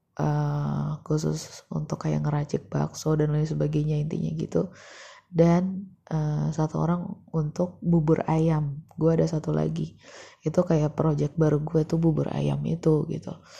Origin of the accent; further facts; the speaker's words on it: Depok, West Java, Indonesia; gua kan warga Jawa Barat gitu ya, gitu. Di kota yang sangat banyak masalahnya. di kota Depok